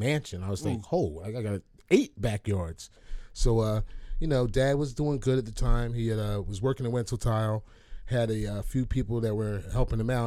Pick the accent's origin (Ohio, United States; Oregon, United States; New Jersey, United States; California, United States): New Jersey, United States; Ewing; also born or lived in Trenton, New Jersey; Born and raised in Ewing